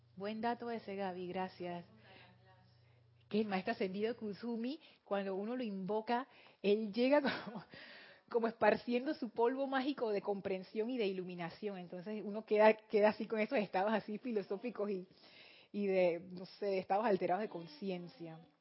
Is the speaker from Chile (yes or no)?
no; Panama; Aquí decimos los panameños somos bulleros.